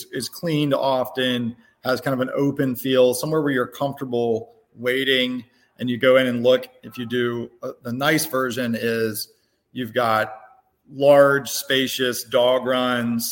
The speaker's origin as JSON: {"language": "English", "town": "Tuscaloosa", "region": "Alabama", "country": "United States", "tie": "born or raised there", "lives_now": "Birmingham, United States", "said": "I grew up in Tuscaloosa"}